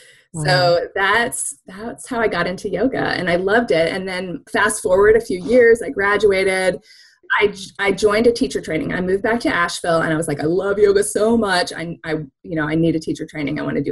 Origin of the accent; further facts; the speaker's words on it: Japan; born there; I think partially was because I was born in Japan.